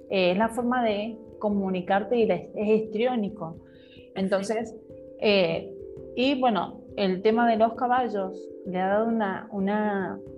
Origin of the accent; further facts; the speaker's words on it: Mendoza, Argentina; Yo también soy, soy de Mendoza.